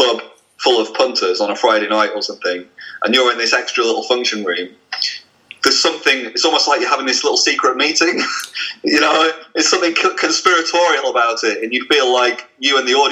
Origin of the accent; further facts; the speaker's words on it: Blackpool, North West England, United Kingdom; I'm from Blackpool